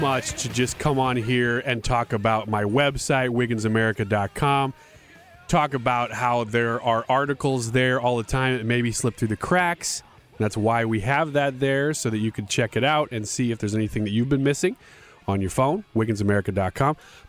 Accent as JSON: {"language": "English", "country": "United States", "said": "what shocked me as an American citizen is to look around the world"}